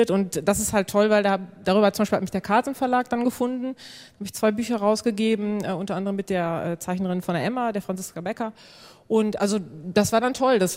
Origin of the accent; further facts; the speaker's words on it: Senden, North Rhine-Westphalia, Germany; Also ich komme aus Senden, das liegt bei Münster 20 Kilometer